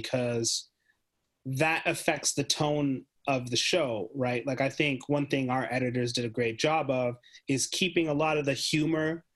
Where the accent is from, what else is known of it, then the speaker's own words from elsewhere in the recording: Canada; the whole team's Canadian